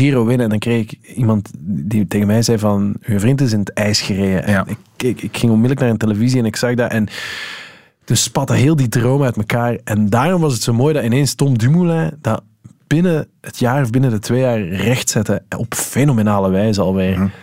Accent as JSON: {"language": "Dutch", "country": "Netherlands", "said": "we als Nederlander"}